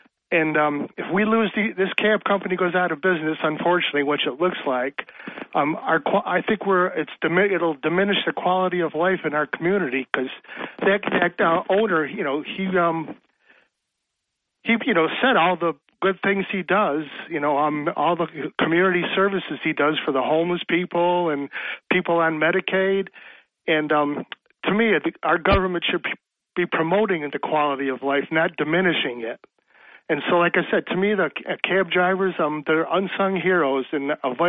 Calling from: Dickinson, New York, United States; from town of Dickinson.

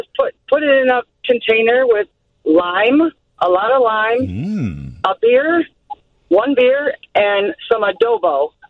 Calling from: Chicago, Illinois, United States; I'm calling from Chicago on the southwest side by Midway.

